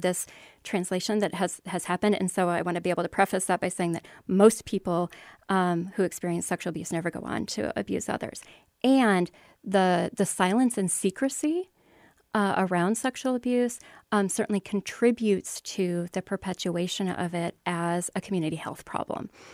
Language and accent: English; Iowa, United States; born and raised in Iowa